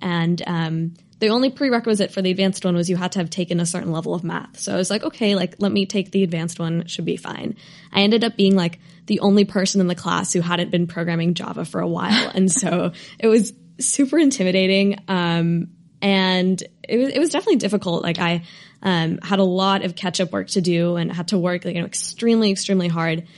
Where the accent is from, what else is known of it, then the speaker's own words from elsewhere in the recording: Bay Area, California, United States; I, I grew up in the Bay Area